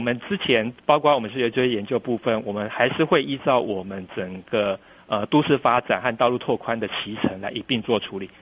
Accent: Taiwan; also born or lived in New Taipei; now in Kinmen, Taiwan; 我，我是台湾人

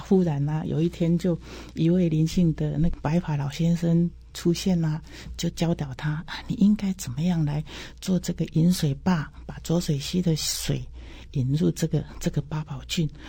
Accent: Xizhou, Changhua County, Taiwan; 其实我是一九五七年，就是四十六年生的哈。那我是，我是在那个彰化县的西周乡，当时我小时候，我阿公的年代，我们家是开那个碾米工厂，啊，也是政府指定的这个公粮委托仓库

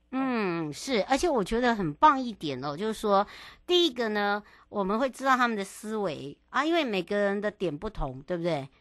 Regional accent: East Rift Valley, eastern Taiwan, Taiwan; moved away; 跟着…呢，要回到了我的故乡。那当然，这一次的徐行纵谷呢

